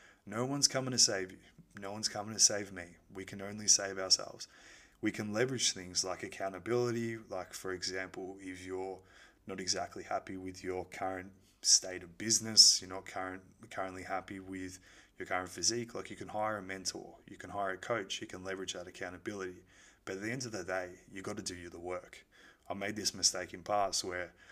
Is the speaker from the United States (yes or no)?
no; Melbourne, Victoria, Australia; moved away; I was born in Melbourne